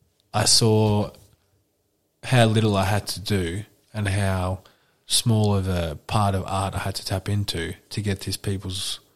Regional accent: New Jersey, United States; born or raised there

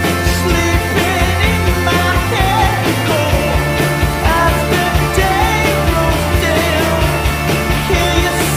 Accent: Shady Grove, Maryland, United States; moved away as an adult; also born or lived in Ohio / Marseille, France; now in New York City, United States; I grew up right outside of D.C.

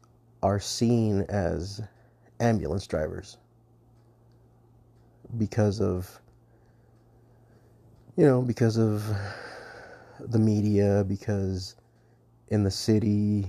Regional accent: Southwest, United States; the area that we work was my hometown and also part of the reservation. And the reservation itself is pretty much about the size of the state of Connecticut. So it's pretty big. And there's a lot of desert. I'm in the Southwest.

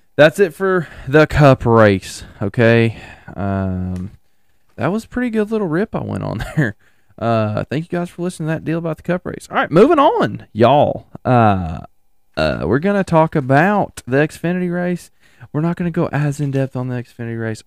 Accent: United States; I'm an American

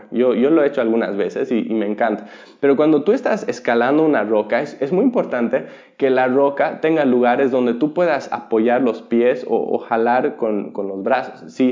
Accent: Bolivia; Yo, yo viví y me crié en Bolivia, donde la piratería es muy común.

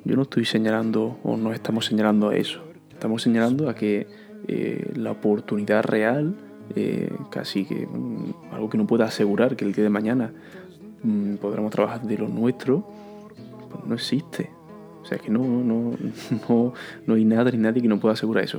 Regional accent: Córdoba, Andalusia, Spain; Y digo, de Villarrubia.

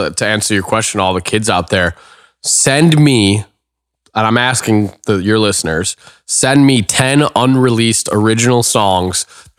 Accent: Evanston, Illinois, United States; now in Los Angeles, United States; Chicago. So Chicago. Evanston, Illinois, to be exact. It's so the first suburb north of Chicago.

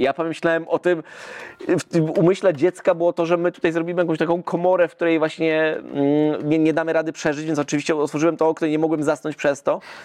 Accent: Zielona Góra, Lubusz Voivodeship, Poland; my jesteśmy wycieczką z Zielonej Góry

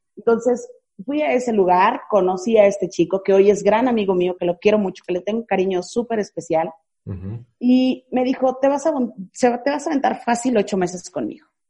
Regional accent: Naranjos, Veracruz, Mexico; moved away; tuve que regresar a mi, a mi ciudad, a mi pueblo natal, que es Naranjos, Veracruz

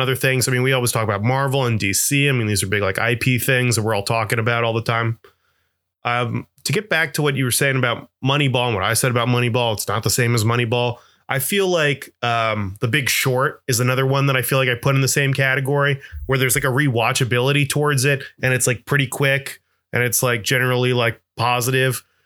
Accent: Florida, United States; I'm from Florida

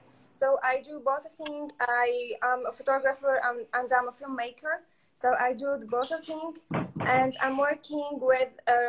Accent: Kerkennah, Sfax Governorate, Tunisia; I'm from Tunisia. I'm really from Kerkina. Kerkina is an island in Sfax, and I was born in Sfax because in Kerkina there's no schools.

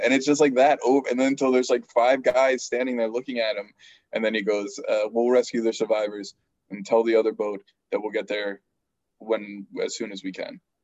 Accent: New Jersey, United States; Me being from like New Jersey

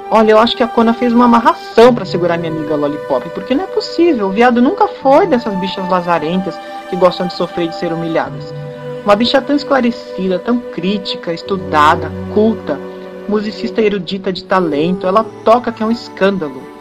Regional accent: Campinas, São Paulo, Brazil; eu sou aqui de Campinas.

